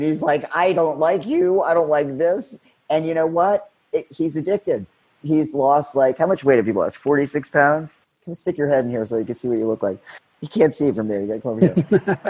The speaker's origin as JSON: {"language": "English", "region": "Florida", "country": "United States", "said": "What are they trying to, I'm from Florida. I'm not in Colorado."}